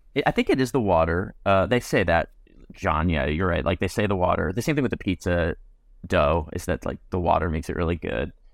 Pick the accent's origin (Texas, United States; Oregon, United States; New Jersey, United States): New Jersey, United States; moved away as an adult; also born or lived in Virginia; I grew up in Jersey